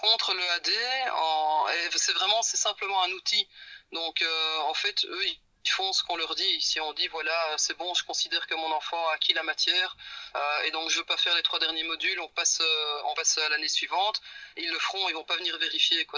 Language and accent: French; Belgium; moved away as an adult; on vient de Belgique